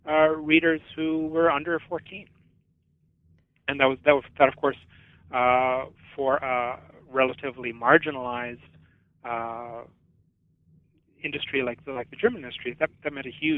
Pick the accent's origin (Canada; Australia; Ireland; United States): Canada; I'm Canadian